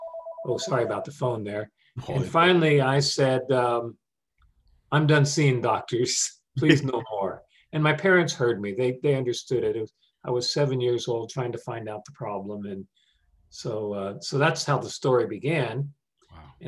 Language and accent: English; Brighton, Colorado, United States; born there; And so I was born actually in Brighton, Colorado. My parents had just left internment camp. It was not safe to come back to California yet, but my dad wanted to get my family out of there.